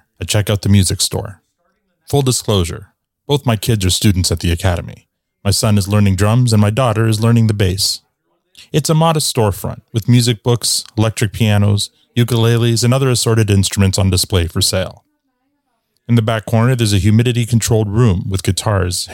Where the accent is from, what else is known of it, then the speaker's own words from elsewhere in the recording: Bradford West Gwillimbury, Ontario, Canada; moved away; I'm back in Ontario, visiting my hometown of Bradford, West Gwillimbury.